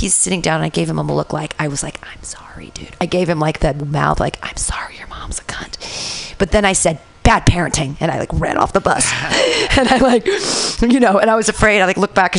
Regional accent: Danville, California, United States; also born or lived in Livermore; I grew up in Danville

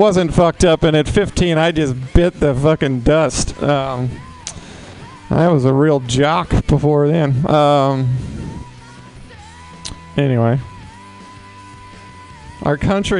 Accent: the South, United States; now in San Francisco, United States; I'm from the South

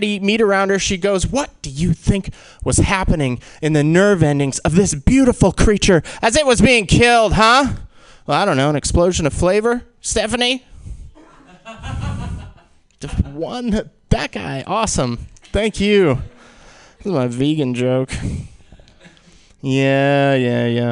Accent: Fremont, California, United States; My best friend I grew up with in Fremont

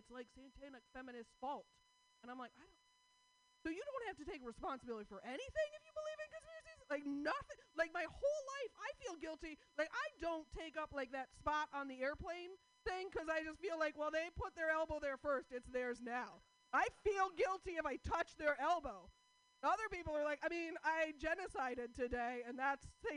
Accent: Portland, United States; I'm from Portland

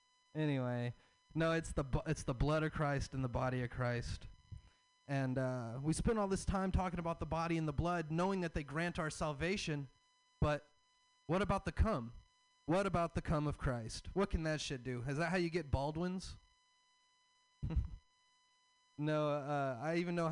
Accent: the South, United States; So I'm from the South. I have a Southern dad and I have a hippie mom

